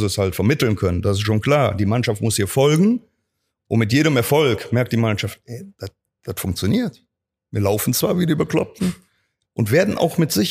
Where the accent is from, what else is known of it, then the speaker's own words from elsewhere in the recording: Cologne, North Rhine-Westphalia, Germany; Ich bin eine Kölsche Junge, ich wohne Klar. hier in Köln, egal wo ich Trainer bin, ob jetzt Saarbrücken, Roster, Cottbus. Also meine Heimat wird immer Köln bleiben.